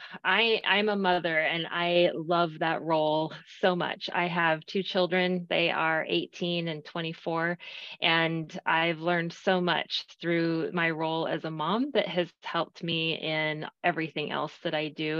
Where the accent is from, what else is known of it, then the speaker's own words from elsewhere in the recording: Arizona, United States; moved away as an adult; now in Texas, United States; growing up in Arizona